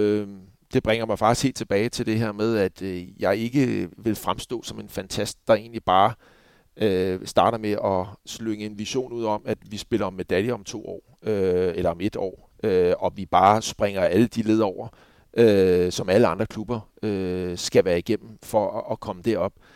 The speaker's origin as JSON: {"language": "Danish", "town": "Copenhagen", "region": "Capital Region of Denmark", "country": "Denmark", "moved": "as an adult", "said": "jeg var københavner"}